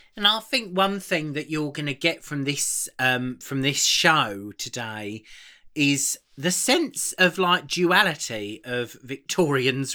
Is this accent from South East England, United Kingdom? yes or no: yes; Aylesbury, South East England, United Kingdom; my family, obviously Carol and I are from Aylesbury in Buckinghamshire, um, but I come my family originally come from the East End. We're from Bow